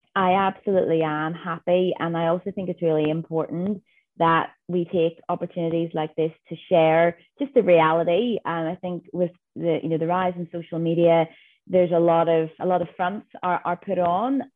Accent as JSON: {"language": "English", "region": "Northern Ireland", "country": "United Kingdom", "moved": "as an adult", "lives_now": "Western Australia, Australia", "said": "I am a girl from Northern Ireland who has made her way to Western Australia"}